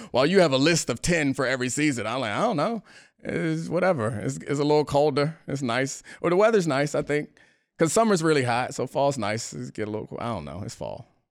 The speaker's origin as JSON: {"language": "English", "town": "Baltimore", "region": "Maryland", "country": "United States", "also_born_or_lived": "Washington, D.C. area", "moved": "yes", "said": "I'm from Baltimore, but when I got to D C, or the D C area from Maryland"}